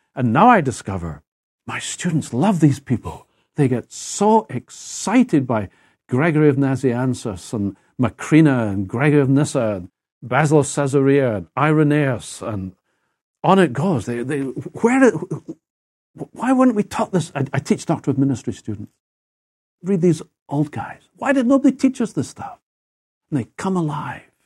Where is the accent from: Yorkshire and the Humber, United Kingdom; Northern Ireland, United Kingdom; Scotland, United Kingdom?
Scotland, United Kingdom; Edinburgh; accent: Scottish; moved away as an adult; now in United States; my sense of things is actually European. I, thirty-one years, I lived my life in Edinburgh, in Scotland. I'm not American